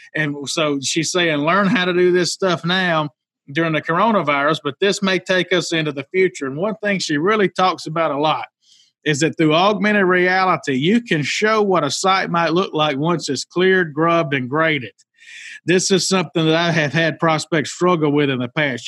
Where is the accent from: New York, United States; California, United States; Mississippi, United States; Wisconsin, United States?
Mississippi, United States; the little town I was raised in in Mississippi, 5,000 people